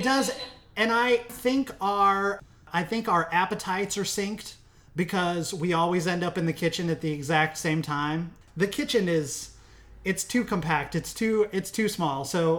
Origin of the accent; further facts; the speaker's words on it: Midwest, United States; I'm from the Midwest, so I have very Midwestern tastes.